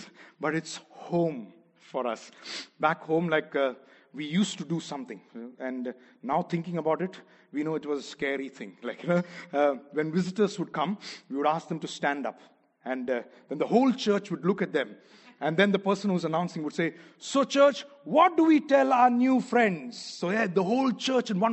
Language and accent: English; Kerala, India; first language Malayalam; English is a second language; moved away; I'm from Kerala, from South India